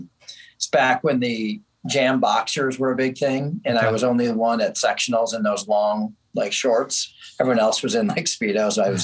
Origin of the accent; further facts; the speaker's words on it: Chicago, Illinois, United States; I grew up in the Chicago area, western suburbs, and one of six kids in our family. Pretty traditional, you know, middle-class family